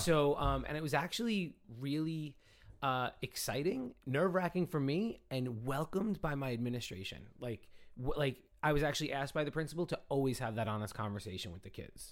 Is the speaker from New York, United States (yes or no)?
yes; New York City, New York, United States; also born or lived in Brooklyn / Long Island / Manhattan; I grew up in the Bronx